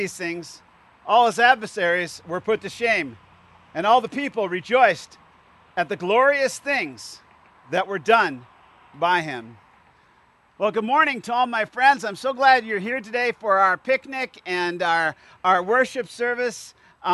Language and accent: English; Indiana and Illinois, Midwest, United States; me and my friends growing up in Indiana and Illinois